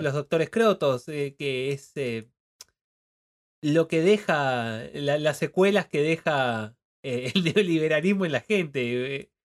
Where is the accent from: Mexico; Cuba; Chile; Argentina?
Argentina; tenemos los argentinos